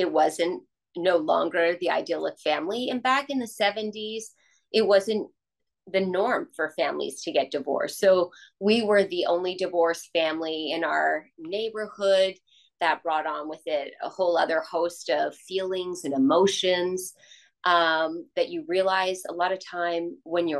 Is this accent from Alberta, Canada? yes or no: no; Toronto, Ontario, Canada; I grew up in Toronto, in Canada, and I am the youngest of five kids